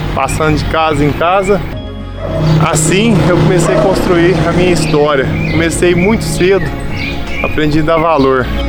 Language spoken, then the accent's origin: Portuguese; Cristais Paulista, São Paulo, Brazil; also born or lived in Ouro Verde, Minas Gerais / Franca, São Paulo; Eu estou em Cristais Paulista há 31 anos. Na verdade, eu nasci em Ouro Verde, Minas Gerais